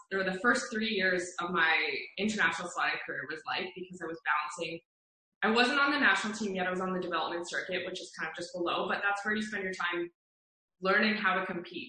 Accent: Calgary, Alberta, Canada; come up here to Calgary to race in my hometown

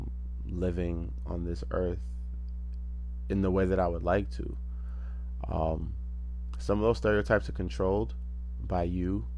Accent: United States; I was born and raised in America

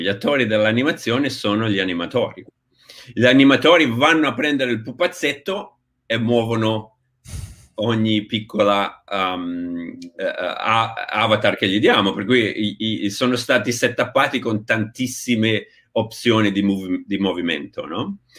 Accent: Genoa, Liguria, Italy; moved away as an adult; sono partito da Genova a 23-24 anni

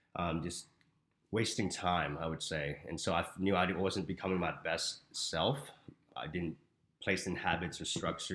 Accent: Houston, Texas, United States; moved away as an adult; now in Arizona, United States; I am from Houston, Texas. I just moved here to Arizona last April.

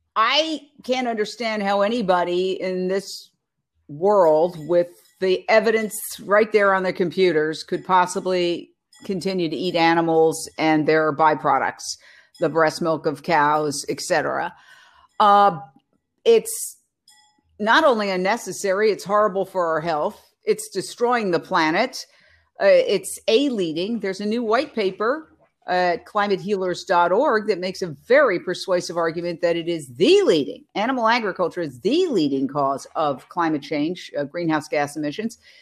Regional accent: New York City, New York, United States; now in Los Angeles, United States; Born and raised in Manhattan, I grew up, uh, right across the street from Carnegie Hall

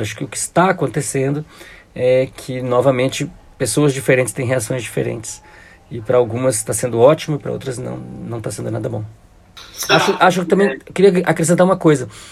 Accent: Brazil; Quando eu saí do Brasil, em 93, final de 94, início de 95

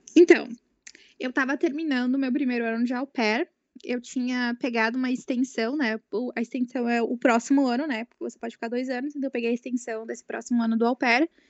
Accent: Rio Grande do Sul, Brazil; eu sou aqui do Rio Grande do Sul

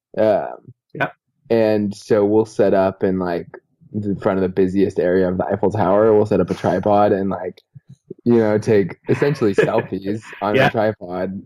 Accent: California, United States; moved away as an adult; also born or lived in Utah; I'm from California

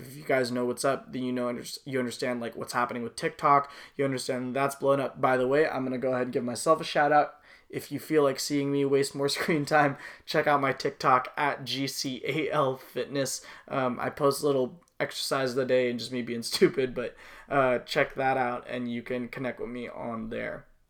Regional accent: Los Angeles, California, United States; my whole family were were from you know, we're from the Woodland Hills, West Hills area

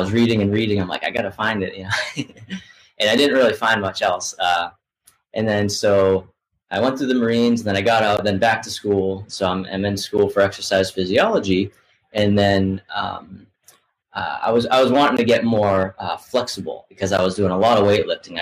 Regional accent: Boston, Massachusetts, United States; moved away as an adult; now in Asheville, United States; where I grew up in the Boston area. But now I live in Asheville, North Carolina

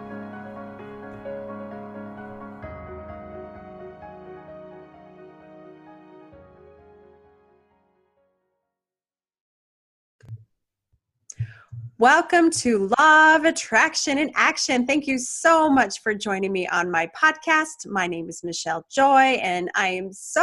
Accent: Portland, Oregon, United States; my hometown of Portland, Oregon

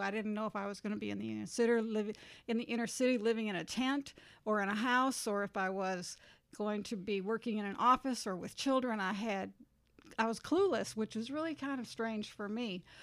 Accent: Minnesota, United States; moved away as an adult; also born or lived in California; now in Jackson, United States; I was born and raised in Minnesota

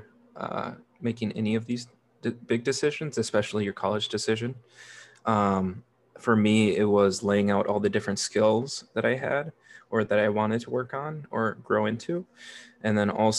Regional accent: Neenah, Wisconsin, United States; also born or lived in Milwaukee, Wisconsin; I grew up in Neenah, which is right in the Fox Valley of Wisconsin, kind of in the center of the state

